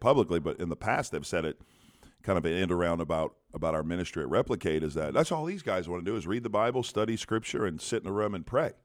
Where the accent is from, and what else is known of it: United States